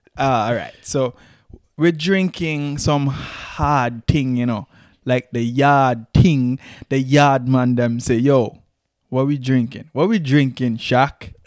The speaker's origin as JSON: {"language": "English", "country": "Antigua & Barbuda"}